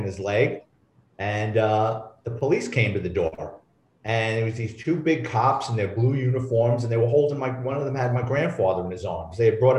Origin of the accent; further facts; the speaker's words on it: New York City, New York, United States; I'm a Bronx kid. I grew up in New York City, lower middle class family